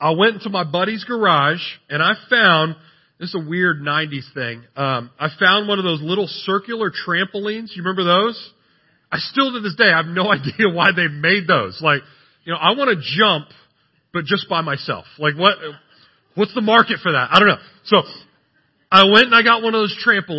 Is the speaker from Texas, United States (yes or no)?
yes; San Antonio, Texas, United States; I'm from San Antonio